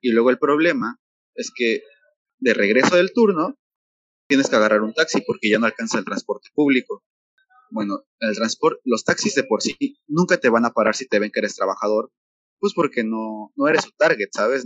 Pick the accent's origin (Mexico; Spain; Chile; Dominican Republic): Mexico; Mexico City; moved away as an adult; now in Tulum, Mexico; aquí no nos quieren a los chilangos